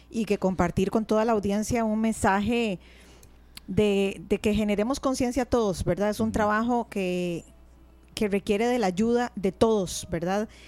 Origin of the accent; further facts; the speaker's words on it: Costa Rica; no soy la única costarricense a la que le pasa.